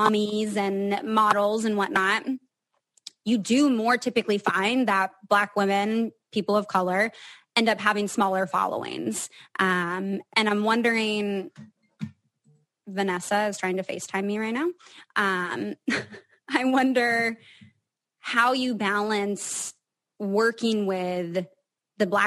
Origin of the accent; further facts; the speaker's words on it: Seattle, Washington, United States; I'm from Seattle